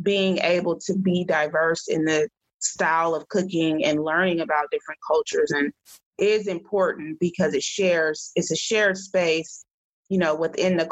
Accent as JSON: {"language": "English", "town": "Oakland", "region": "California", "country": "United States", "tie": "born or raised there", "said": "I was raised in the Oakland, Berkeley area"}